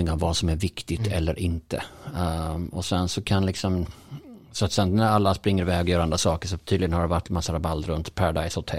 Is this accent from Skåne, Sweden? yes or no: yes; Skåne, Sweden; det kan man som skåning känna att, så här, att Malmö är mycket trevligare än Stockholm